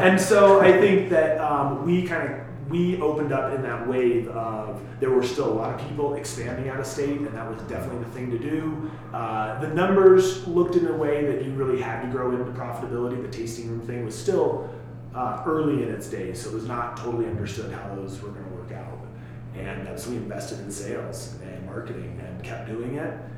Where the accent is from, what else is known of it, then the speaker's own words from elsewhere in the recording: Sterling, Colorado, United States; also born or lived in Buena Vista; I grew up in rural Colorado. I grew up in Sterling originally, and then moved to Buena Vista in the early mid '90s